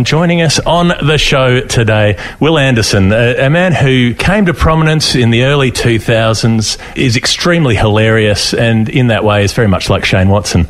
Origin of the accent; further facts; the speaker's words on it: Melbourne, Victoria, Australia; I went to Eltham High School